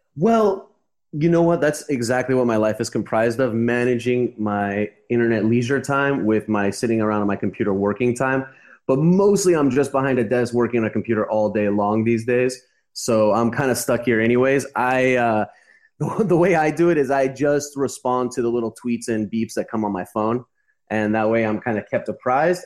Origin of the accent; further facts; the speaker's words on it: Los Angeles, California, United States; moved away as an adult; also born or lived in Costa Rica / Uruguay; now in Montevideo, Uruguay; I'm from Los Angeles